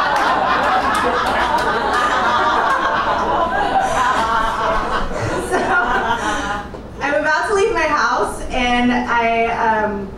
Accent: California, United States; moved away as an adult; also born or lived in San Jose, California; now in Chicago, United States; I am from California, and I was living in San Jose in the Bay Area

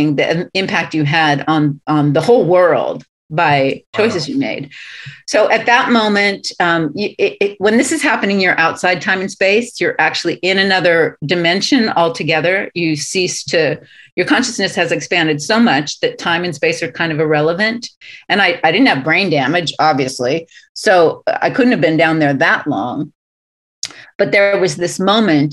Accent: Southern California, United States; I'm from Southern California, born and raised

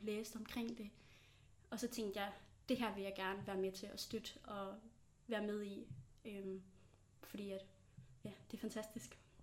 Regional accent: Tønder area, Bredebro, South Jutland, Southern Denmark, Denmark; now in Aarhus, Denmark; Jeg er rigtig sønderjyde. Jeg kommer fra, øh, Tønderområdet i en lille by, der hedder Brødrebro

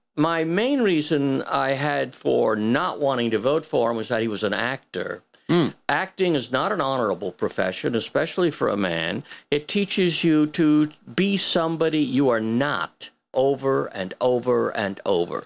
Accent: United States

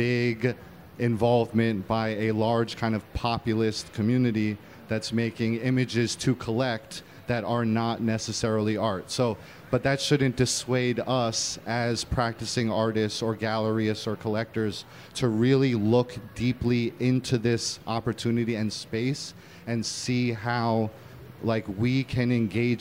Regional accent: New York, United States; I'm an artist from the Lower East Side of Manhattan. I happen to be born in a functioning gallery on Houston Street that we lived in until I was seven

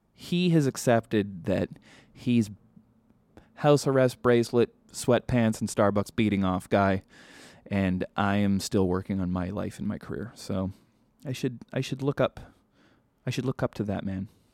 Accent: Vancouver, British Columbia, Canada; now in Los Angeles, United States; growing up in Vancouver

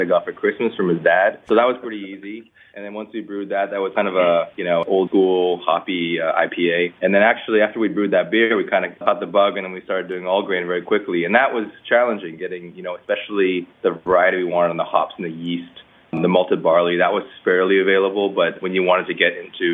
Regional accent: Toronto, Ontario, Canada; moved away as an adult; now in Beijing, China; I actually grew up in Toronto and then moved out here in about 2000

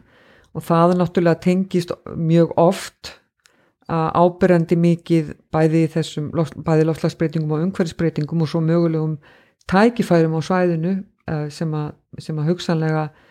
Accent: Reykjavík, Capital Region, Iceland; moved away as an adult; also born or lived in North Iceland; now in Akureyri, Iceland; Ég bjó í Reykjavík fyrstur um 30 ár æfinar með einhverjum smá hlýjum og ákvað þá að koma hérna norður

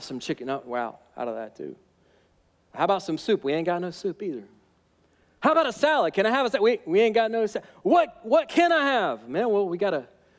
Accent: Alabama, United States; I'm from Alabama

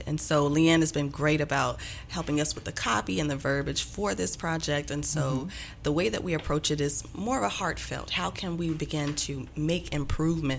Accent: Huntsville, Alabama, United States; now in Memphis, United States; I am also from Alabama, Huntsville, Alabama. I've been in Memphis 13 years now.

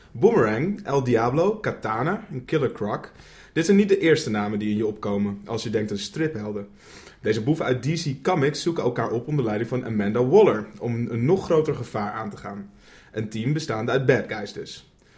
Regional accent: Netherlands; wij als Nederlanders

